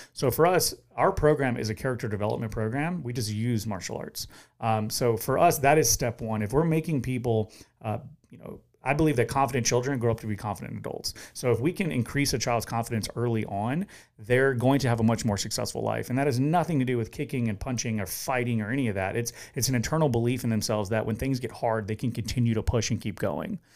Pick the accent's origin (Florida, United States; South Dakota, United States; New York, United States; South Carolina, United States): South Carolina, United States; Orangeburg; now in Charleston, United States; I grew up in Orangeburg, South Carolina.